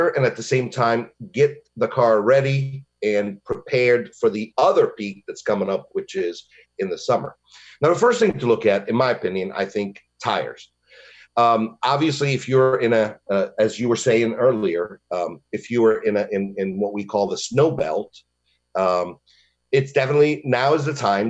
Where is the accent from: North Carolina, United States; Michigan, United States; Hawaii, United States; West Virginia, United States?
Michigan, United States; now in Longwood, United States; I'm from Michigan, and, you know, in the winter, we could see a negative 30